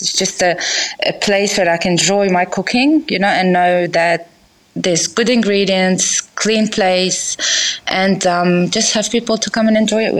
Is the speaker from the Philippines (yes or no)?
no; Lebanon; moved away as an adult; now in Sydney, Australia; Okay, so I'm Lebanese. I was born and raised in Lebanon, and then we migrated, as me and my brothers, to Sydney for studies as international students.